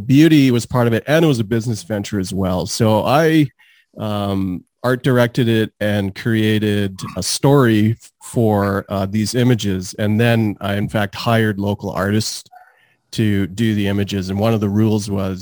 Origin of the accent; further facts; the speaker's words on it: Calgary, Alberta, Canada; also born or lived in Trinidad; I've lived in Calgary for almost my whole life, so over 37 years around that, but I was born in Trinidad